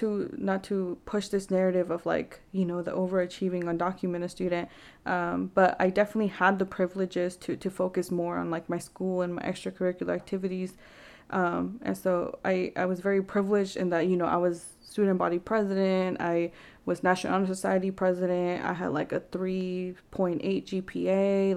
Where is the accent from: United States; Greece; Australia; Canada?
Canada; Vancouver, British Columbia; I remember, like, growing up in Vancouver, there wasn't really many resources